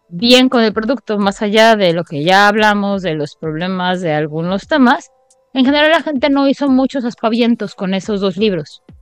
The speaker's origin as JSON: {"language": "Spanish", "country": "Mexico", "said": "como la mexicana que soy"}